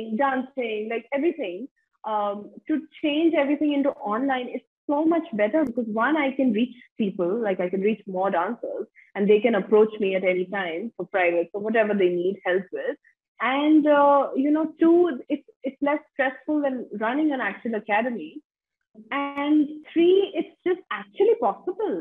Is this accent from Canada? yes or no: no; India; also born or lived in United States; I'm coming from India where ballet is just not a thing